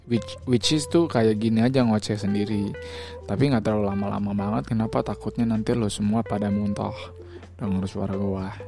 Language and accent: Indonesian; Jakarta, Indonesia; lahirnya juga di Jakarta kalau mau ke toilet juga di Jakarta makanya itu gue sebut sebagai anak Jakarta tepatnya gue itu be berada berkubuh di Jakarta Utara di mana tuh Kelapa Gading